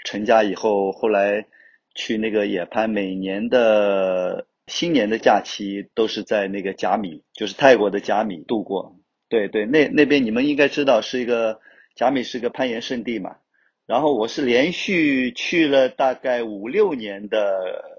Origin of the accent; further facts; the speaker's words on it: Wenzhou, Zhejiang, China; also born or lived in Hangzhou; 我是来自 温州，就土生土长的温州人，十一九七三年出生的